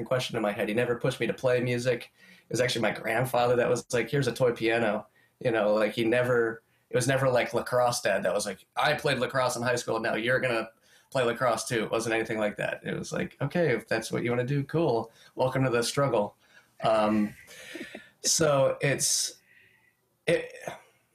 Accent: Lititz, Pennsylvania, United States; moved away; also born or lived in Boston; my hometown of Lititz, Pennsylvania, which is in Lancaster County

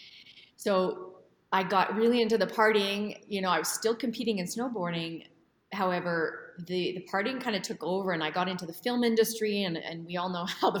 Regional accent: Edmonton, Alberta, Canada; moved away as an adult; I grew up in Edmonton, Alberta, Canada

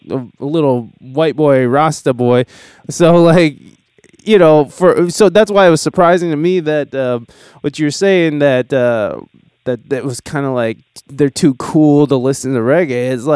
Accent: Toledo, Ohio, United States; now in San Diego, United States; I'm kind of from a Midwest town as well. I'm from Ohio. I'm from Toledo, Ohio.

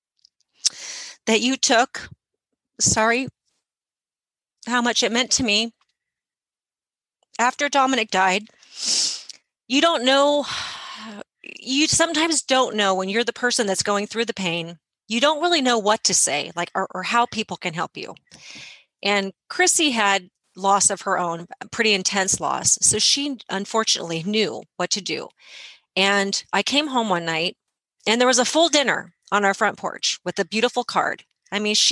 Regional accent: United States; as an American

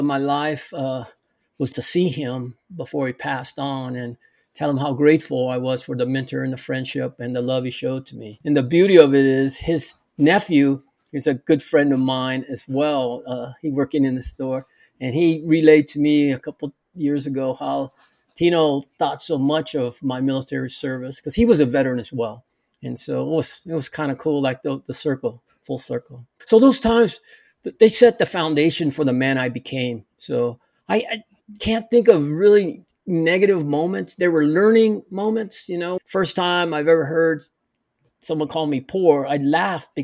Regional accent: Santa Barbara, California, United States; moved away; I grew up in Santa Barbara, California.

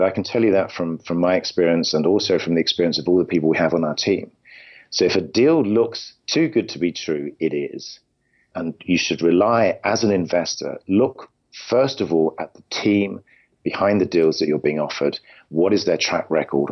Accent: London, United Kingdom; moved away as an adult; now in California, United States; I'm originally from London, in England

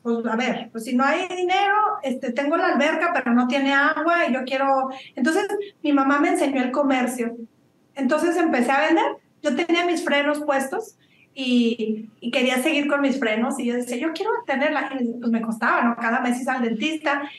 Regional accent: northern Mexico, Mexico; also born or lived in Monterrey / Chihuahua; now in Australia; soy norteña de los dos lados, de Monterrey y Chihuahua

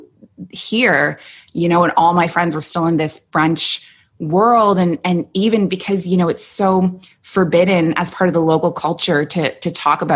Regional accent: Toronto, Ontario, Canada; moved away as an adult; also born or lived in Kuwait; now in Abu Dhabi, United Arab Emirates; So I'm from Toronto

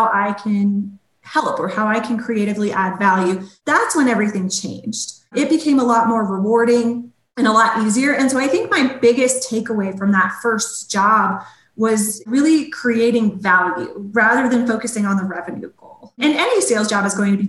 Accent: Colorado, United States; growing up in Colorado, it was always my dream to work for one of our sports teams here

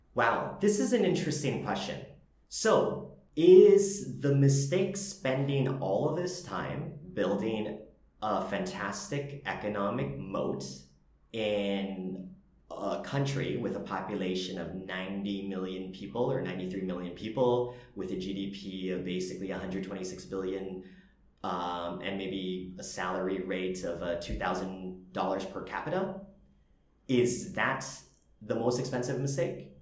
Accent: Canada; moved away as an adult; now in Vietnam; I'm Canadian Vietnamese

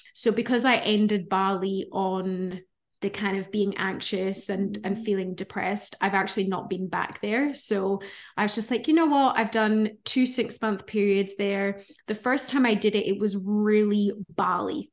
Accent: Scotland, United Kingdom; moved away as an adult; also born or lived in Melbourne, Australia; now in Gold Coast, Australia; you guys might hear an accent. So I'm originally from Scotland, um, but I've been living in Australia for thirteen years now.

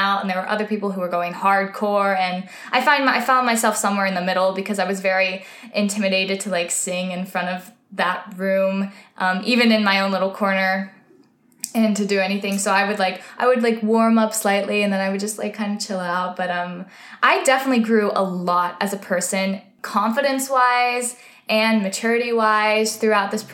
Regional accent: White Oak, Texas, United States; moved away as an adult; now in New York, United States; I'm from White Oak.

